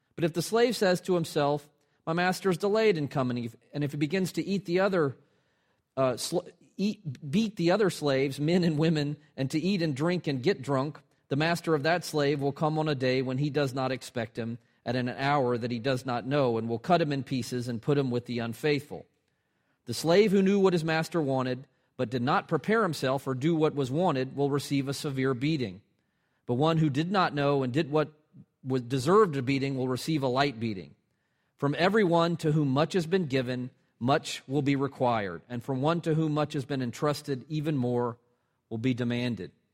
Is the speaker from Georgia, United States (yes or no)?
yes; Atlanta, Georgia, United States; moved away as an adult; now in Richmond, United States; my hometown teams in Atlanta